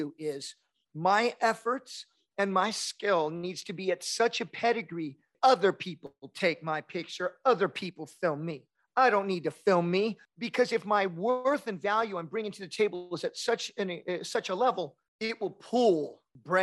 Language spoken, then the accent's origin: English; Kansas City, Missouri, United States; moved away; she's been to Kansas City a few times, my hometown